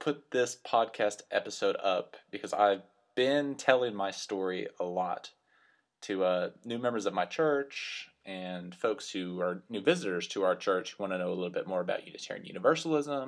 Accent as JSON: {"language": "English", "town": "Lubbock", "region": "Texas", "country": "United States", "tie": "born or raised there", "moved": "yes", "said": "As you can probably tell from my accent, I grew up in the great state of Texas, in the West Texas area that we call the Panhandle. So I went to high school in a town called Lubbock"}